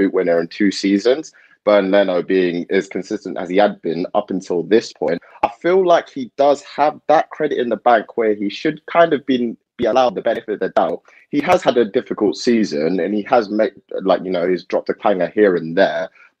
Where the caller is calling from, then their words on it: Southend-on-Sea, East of England, United Kingdom; I'm joining you from Essex South End. So not too far away from North London.